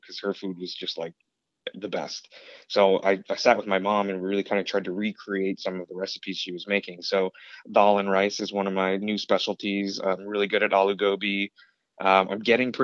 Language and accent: English; Syracuse, New York, United States; I was from Syracuse